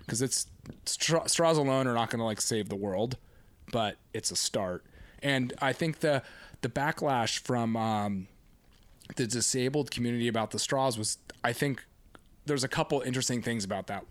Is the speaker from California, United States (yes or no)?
yes; Laguna Beach, California, United States; I grew up here on Laguna Beach, relati-, you know, an hour south of Los Angeles